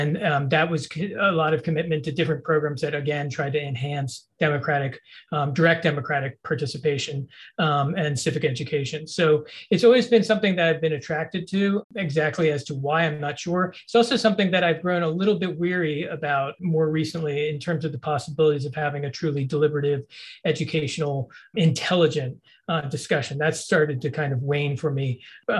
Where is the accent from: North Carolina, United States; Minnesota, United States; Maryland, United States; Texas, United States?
Maryland, United States; Bethesda; I grew up in Bethesda, Maryland.